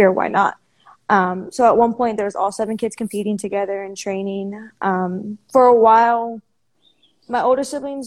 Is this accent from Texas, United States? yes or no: yes; Houston, Texas, United States; I am from Houston, Texas